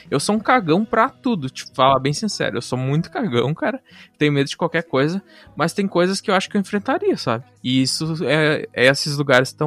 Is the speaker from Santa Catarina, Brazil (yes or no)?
yes; Santa Catarina, Brazil; born there; moved away; Eu nasci em Santa Catarina e vim pra cá, pro Rio Grande do Sul.